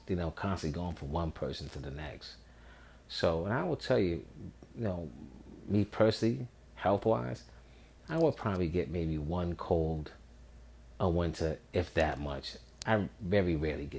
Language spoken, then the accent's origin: English; New York, United States; So I'm from New York